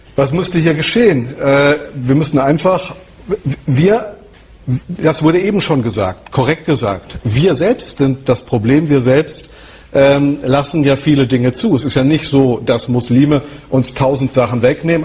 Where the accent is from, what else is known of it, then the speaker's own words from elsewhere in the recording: Germany; ich bin ein Deutscher